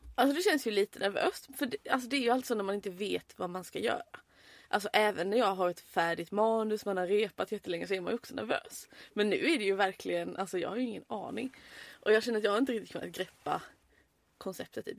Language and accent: Swedish; Halmstad, Halland County, Sweden; moved away as an adult; also born or lived in Örnsköldsvik; now in Malmö, Sweden; jag är från Halmstad